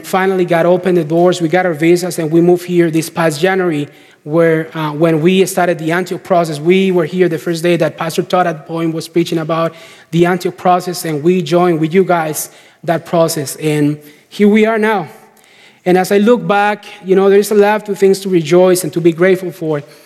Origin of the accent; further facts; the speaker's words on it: Costa Rica; moved away as an adult; We got back to Costa Rica. We're from Costa Rica.